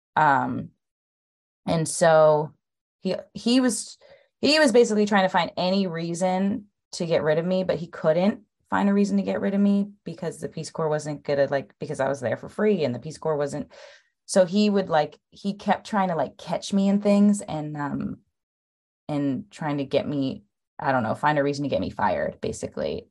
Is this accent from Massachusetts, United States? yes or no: no; Los Angeles, California, United States; also born or lived in Atlanta; I lived in, um, Los Angeles, which is where I was born and raised